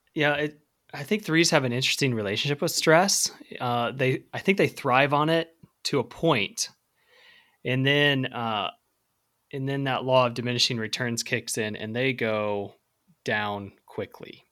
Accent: Central Illinois, United States; I grew up in Central Illinois

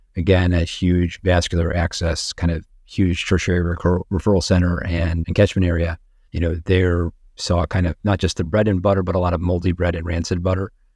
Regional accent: Virginia Beach, Virginia, United States; now in Sarasota, United States; I grew up in Virginia, Beach, Virginia

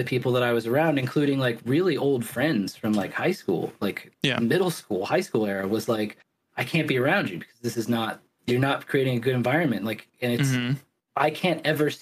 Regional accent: the South, United States; now in Oregon, United States; growing up in the South

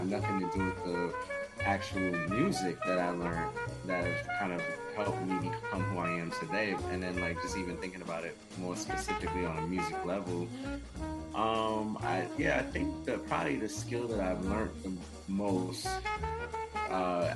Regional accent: New York City, New York, United States; I'm from Queens, New York

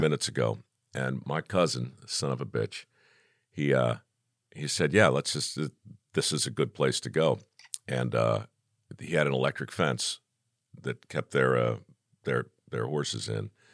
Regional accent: Baltimore, Maryland, United States; moved away; I grew up in Baltimore

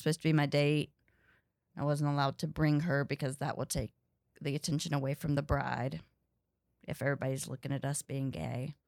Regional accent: Ridgemont, North Carolina, United States; also born or lived in Louisville / Chicago; now in New York, United States; I grew up in Ridgemont, North Carolina, uh, but nobody knows where that is, so I say Durham

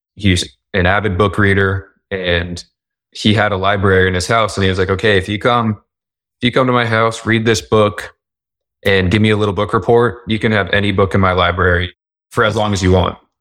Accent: Tucson, Arizona, United States; moved away as an adult; also born or lived in New Orleans, Louisiana / Utah; I grew up in Tucson, Arizona

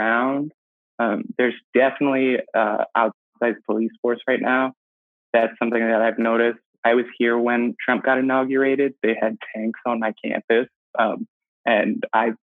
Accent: Albany, New York, United States; moved away; I'm from Albany, New York, and Albany's really, really segregated

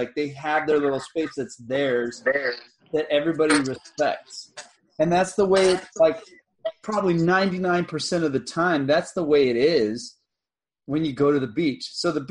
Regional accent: near South Padre Island, Texas, United States; I grew up on the coast. I lived, yeah, you know, spent almost my entire life, like, on a beach, hanging out by the water, the ocean, fishing.

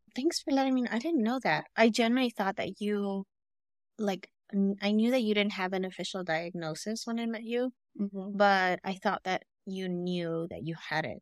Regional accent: Los Angeles, California, United States; we grew up in Cali, okay, and we grew up in the hood, and I grew up

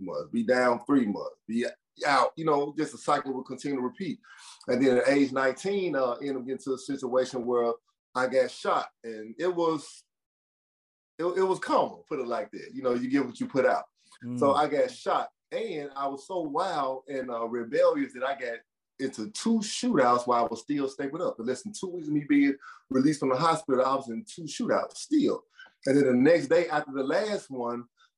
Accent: Memphis, Tennessee, United States; I was banned from Memphis City Schools. I started getting kicked out of school in the 6th grade

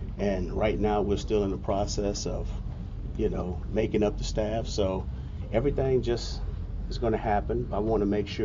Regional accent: Southern California, United States; moved away; I grew up in Southern California

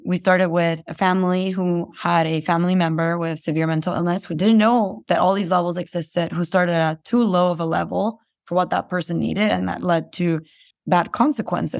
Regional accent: Guatemala; moved away as an adult; I was born and raised in Guatemala

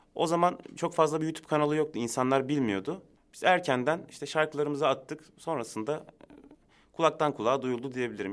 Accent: Istanbul, Turkey; also born or lived in Adıyaman; Ben Aslen Adıyaman ama doğma büyüme İstanbul.

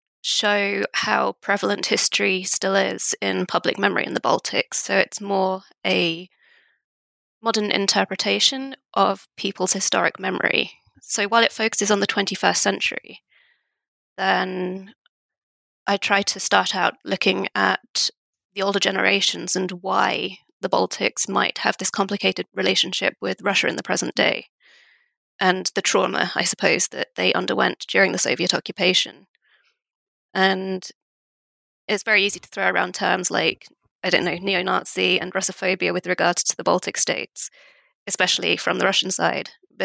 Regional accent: United Kingdom

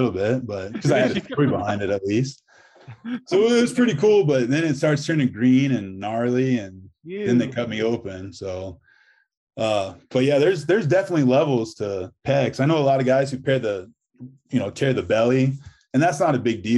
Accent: Cozad, Nebraska, United States; I'm doing insurance here in my hometown of Cozad

